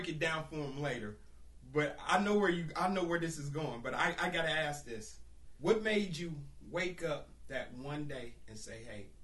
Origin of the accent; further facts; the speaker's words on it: Centralia, United States; moved away; you're still in Centralia, and that's my hometown